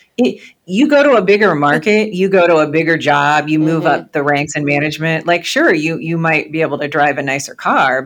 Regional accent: Peoria, Illinois, United States; when I was growing up in Peoria, Illinois

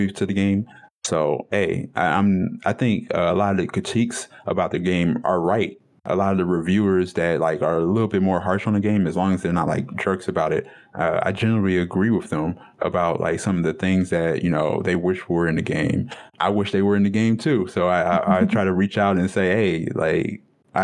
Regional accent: Detroit, Michigan, United States; the culture that I come from and from Detroit

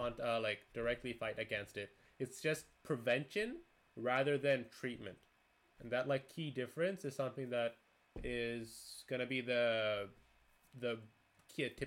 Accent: Canada; now in United States; I'm Canadian

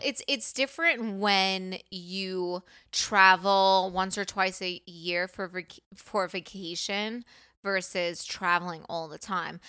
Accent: New York, United States; I'm from New York

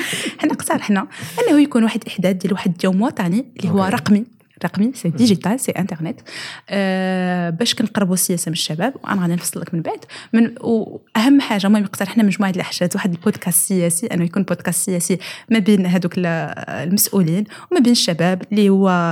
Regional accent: Morocco; حنايا كمواطنين وكمتابعين للشان العام وكشباب وكمجتمع مغربي كشعب كمغاربه ومغربيات

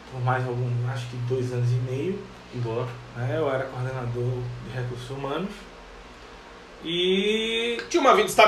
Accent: Recife, Pernambuco, Brazil; moved away; estudo em Recife

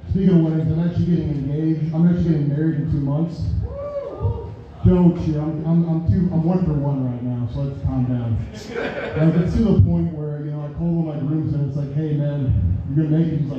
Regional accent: Wisconsin, United States; I'm originally from Wisconsin.

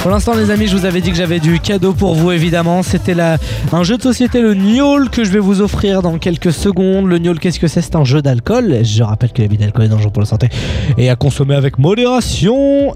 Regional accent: Germany; je suis allemand

